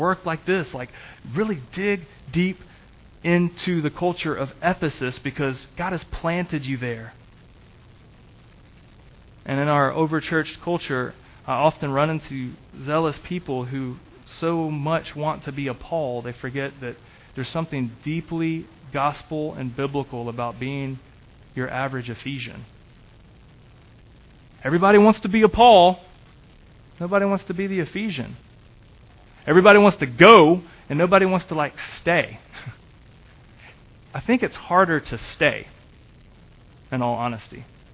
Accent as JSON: {"language": "English", "town": "Augusta", "region": "Georgia", "country": "United States", "tie": "born or raised there", "also_born_or_lived": "Franklin, Kentucky", "said": "I grew up in Augusta, Georgia."}